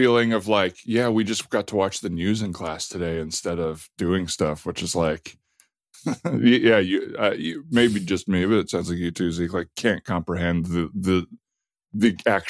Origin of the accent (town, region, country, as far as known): Tucson, Arizona, United States; born or raised there; moved away